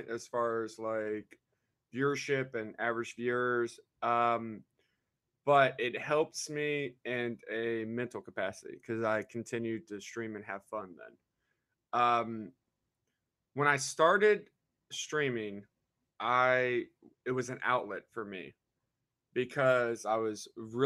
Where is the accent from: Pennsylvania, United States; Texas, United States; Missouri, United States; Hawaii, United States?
Missouri, United States; Festus; I'm from Festus, Missouri. It's about 30 minutes south of St. Louis